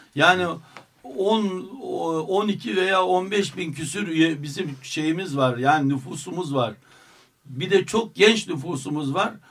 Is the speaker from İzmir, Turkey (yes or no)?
no; Derbent, Istanbul, Turkey; bizim dedelerimizin oraya kurduğu mahallede niçin bizim yaşama hakkımız olmasın